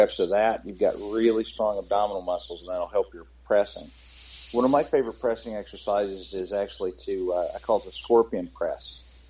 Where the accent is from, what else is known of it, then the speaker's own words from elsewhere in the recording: North Carolina, United States; I take the word hillbilly as a badge of honor, kind of, because I'm from North Carolina